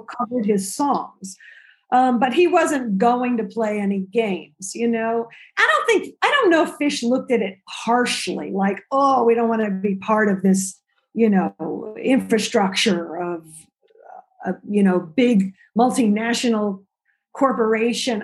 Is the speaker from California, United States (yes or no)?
yes; Central California, United States; moved away as an adult; also born or lived in Los Angeles / New York; I grew up in Central California, but I went to college in LA and then I moved to New York after college